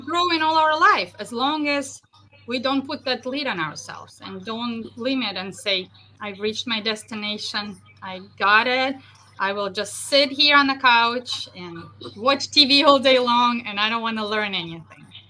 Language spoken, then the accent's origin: English; Russia; moved away as an adult; also born or lived in central New York; now in New York, United States; Originally, I'm from Russia.